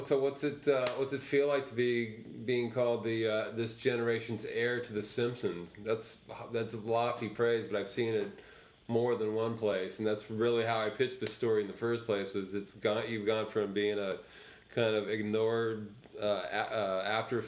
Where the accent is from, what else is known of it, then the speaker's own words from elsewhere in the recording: Los Angeles, California, United States; moved away as an adult; also born or lived in Austin, Texas; now in Brooklyn, United States; I'm from California. I'm from LA, and I just moved to Brooklyn just over a year ago